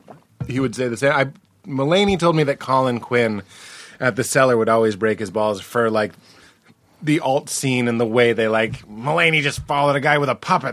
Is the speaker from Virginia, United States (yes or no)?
no; Boston, Massachusetts, United States; moved away; also born or lived in Chicago; I'm from Boston.